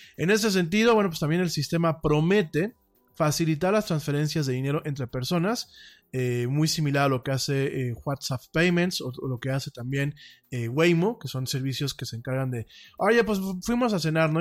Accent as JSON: {"language": "Spanish", "country": "Mexico"}